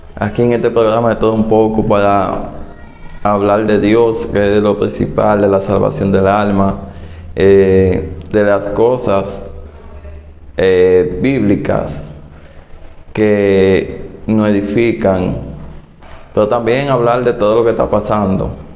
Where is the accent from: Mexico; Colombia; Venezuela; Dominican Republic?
Dominican Republic; mi país, República Dominicana